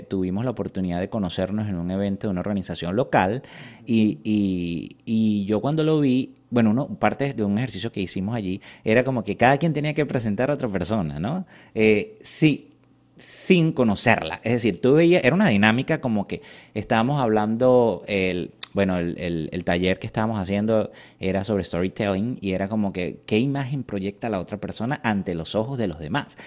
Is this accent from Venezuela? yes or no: yes; Venezuela; moved away as an adult; now in Washington, D.C., United States; soy venezolano orgulloso y bueno, salí de Venezuela por circunstancias de mi propia seguridad como periodista